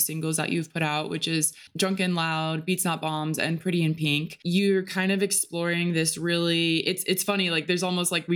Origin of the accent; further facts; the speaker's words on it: United States; growing up in America